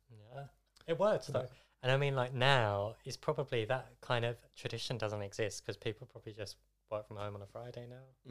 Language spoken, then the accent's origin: English; Essex, East of England, United Kingdom; I'm from Essex, but regularly spend time in London.